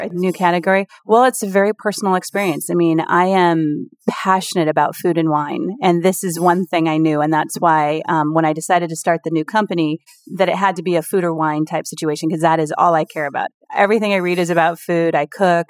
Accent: Seattle, Washington, United States; I'm from Seattle

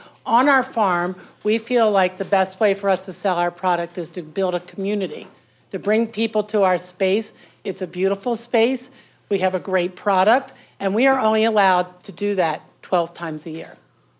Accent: Baltimore County, Maryland, United States; I grew up in Baltimore County 59 years, when there was nothing out there.

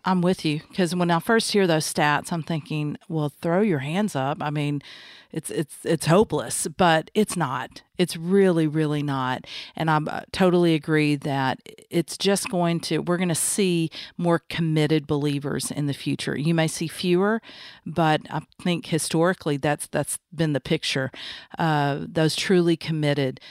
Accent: the South, United States; Growing up in the South, um, by Christian parents

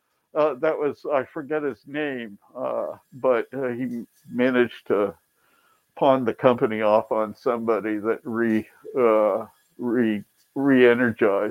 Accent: Akron, Ohio, United States; moved away as an adult; also born or lived in Boston / Tucson, Arizona; Growing up in Akron

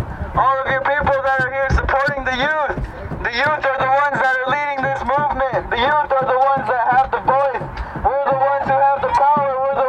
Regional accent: United States; I come from the Oglala Lakota Nation.

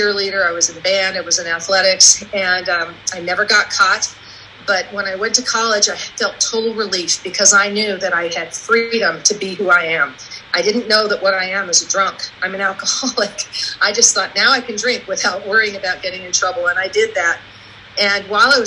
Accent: Oregon, United States; moved away as an adult; also born or lived in California; My parents moved me to Oregon

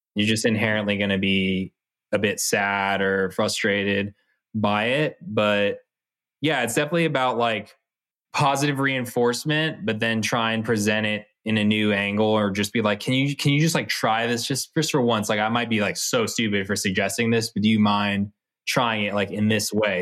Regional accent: Bay Area, California, United States; we're from the Bay Area

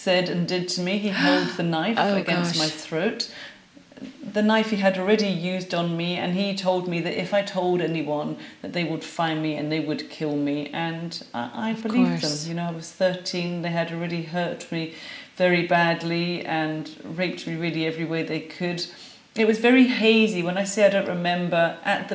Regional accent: London, United Kingdom; now in Glasgow, United Kingdom; I am a Londoner living in Glasgow, Scotland, in the UK.

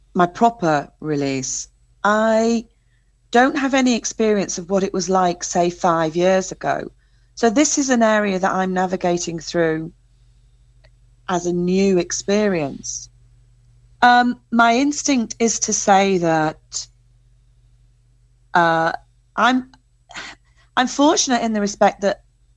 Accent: England, United Kingdom; as an English, I have that English thing

